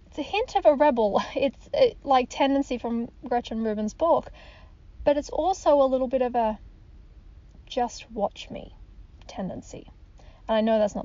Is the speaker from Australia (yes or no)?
yes; Australia; moved away as an adult; now in United States; I'm an Australian, I'm living in the US